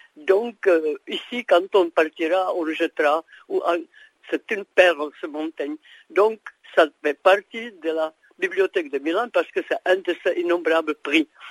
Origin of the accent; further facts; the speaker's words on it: Prague, Czechia; moved away; also born or lived in Brno; J'ai vécu à Brno 15 ans même si je suis né à Prague